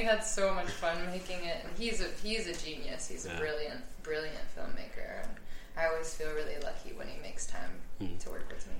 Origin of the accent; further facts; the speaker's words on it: United States; I am an American